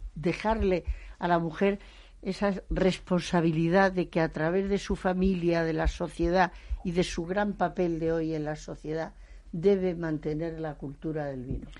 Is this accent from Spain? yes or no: yes; Spain; yo me siento muy orgullosa como española